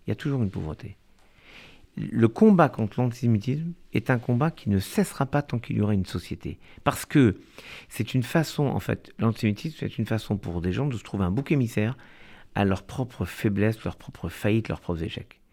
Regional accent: France; en tant que juifs, en tant que français

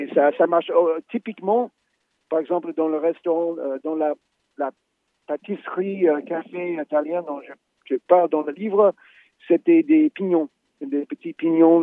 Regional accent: United States; moi, en tant qu'Américain

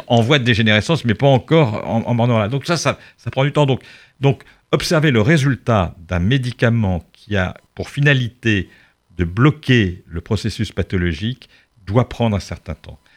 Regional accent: Charente, Nouvelle-Aquitaine, France; now in Paris, France; la Charente, d'où je viens

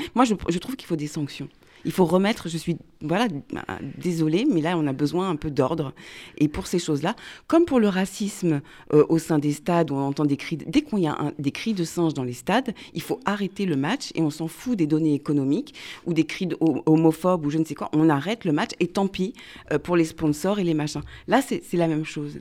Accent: France; first language French; nos vies de Français qui sont profondément mélangées

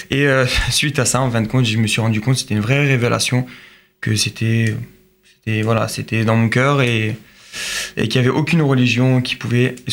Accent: Toulouse, Occitania, France; euh, je viens de Toulouse, je pense que vous pouvez l'entendre.

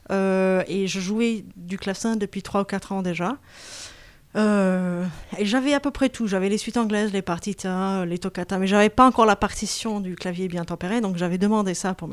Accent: Berkeley, California, United States; moved away; Moi, je suis née à, Berkeley, en Californie.

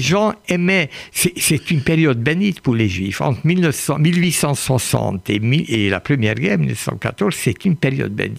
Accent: France; j'aime beaucoup la France, j'y vis. Je suis français

